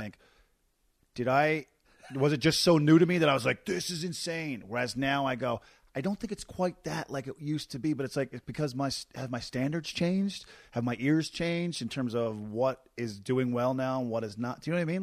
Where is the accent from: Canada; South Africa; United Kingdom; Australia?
Canada; Corner Brook, Newfoundland and Labrador; moved away as an adult; my hometown, Corner Brook, is a mill